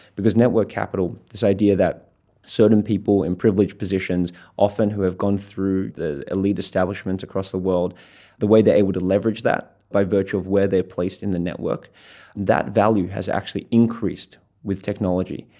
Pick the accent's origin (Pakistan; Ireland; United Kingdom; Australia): Australia; I'm an Australian and I'm a Schwartzman scholar